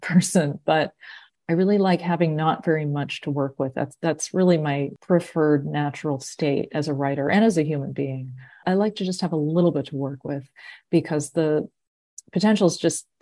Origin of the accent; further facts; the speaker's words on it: Massachusetts, United States; growing up in Massachusetts at the time that I did